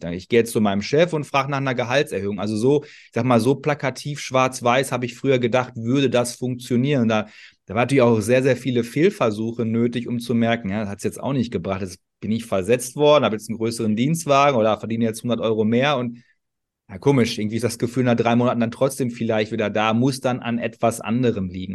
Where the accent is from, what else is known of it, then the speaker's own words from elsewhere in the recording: Ruhr area, North Rhine-Westphalia, Germany; ich komme aus dem Ruhrgebiet, vielleicht hört man